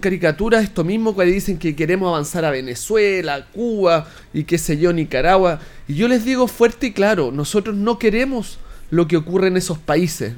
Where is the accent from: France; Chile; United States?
Chile; Linares, Maule; yo soy de Linares.